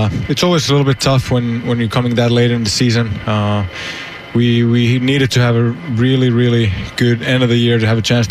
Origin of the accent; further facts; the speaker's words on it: Finland; moved away; I'm from Finland